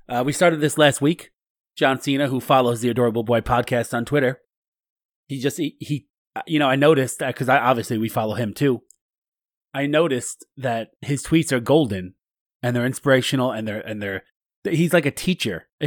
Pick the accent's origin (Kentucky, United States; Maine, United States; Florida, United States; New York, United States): Kentucky, United States; I'm from Kentucky. I'm a, I'm a Kentucky weasel.